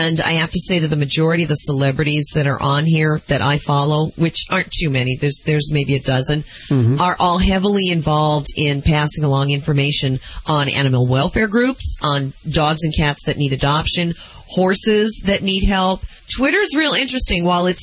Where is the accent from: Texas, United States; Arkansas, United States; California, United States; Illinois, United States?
Illinois, United States; Chicago; moved away; My hometown